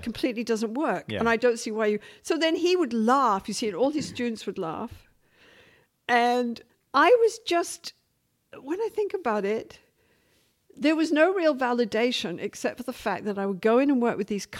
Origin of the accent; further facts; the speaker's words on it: Vancouver, British Columbia, Canada; I'm the lady from Vancouver